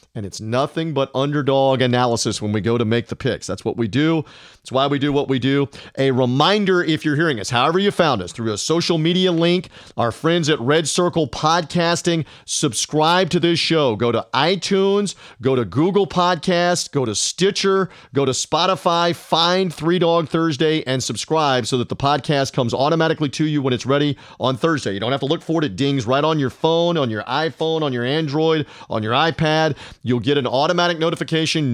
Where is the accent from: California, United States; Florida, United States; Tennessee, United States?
Tennessee, United States; Memphis; moved away; Memphis, Tennessee, my birthplace, my hometown, where I went back to school.